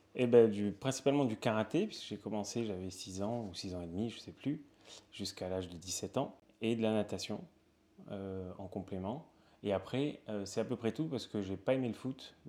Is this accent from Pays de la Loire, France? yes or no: no; Perpignan, Occitania, France; moved away as an adult; also born or lived in Toulouse / Spain; now in Paris, France; Je viens de Perpignan